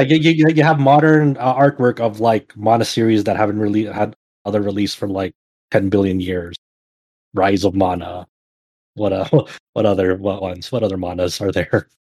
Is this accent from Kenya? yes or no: no; Philippines; as a Filipino person